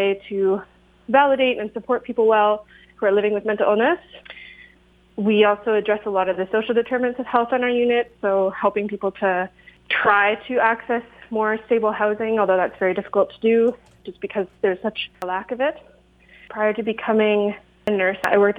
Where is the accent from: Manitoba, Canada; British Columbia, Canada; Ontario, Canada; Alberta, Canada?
Ontario, Canada; Kitchener; now in Guelph, Canada; I grew up on the Six Nations of the Grand River Territory under the Haldimand Tract and Kitchener-Waterloo area.